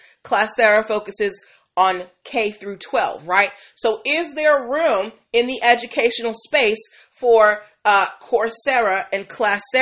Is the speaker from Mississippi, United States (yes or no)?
no; Boston, Massachusetts, United States; Boston, Massachusetts. I'm from Beantown